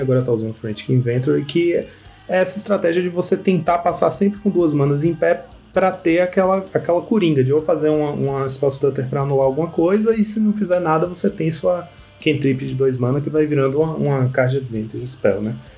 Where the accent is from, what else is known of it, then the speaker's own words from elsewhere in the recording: Salvador, Bahia, Brazil; moved away as an adult; also born or lived in São Paulo / Vitória da Conquista; hoje moro na Bahia. Eu sou, sou daqui, né? Sou, nasci em Salvador